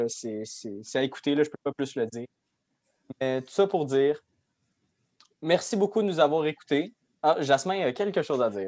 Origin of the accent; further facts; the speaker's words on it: Quebec, Canada; c'est nous les Québécois.